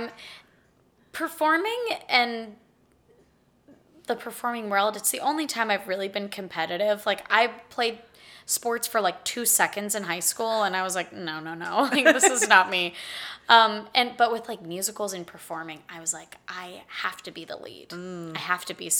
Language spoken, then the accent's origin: English; Pittsburgh, Pennsylvania, United States; moved away as an adult; now in Austin, United States; I am from Pittsburgh, Pennsylvania